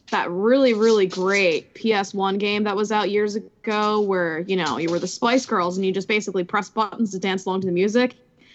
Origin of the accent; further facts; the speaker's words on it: Philadelphia, Pennsylvania, United States; I'm from Philadelphia.